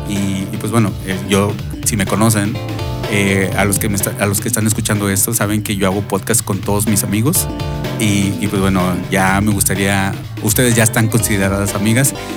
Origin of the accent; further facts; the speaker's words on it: Monterrey, Nuevo León, Mexico; now in Phoenix, United States; donde yo crecí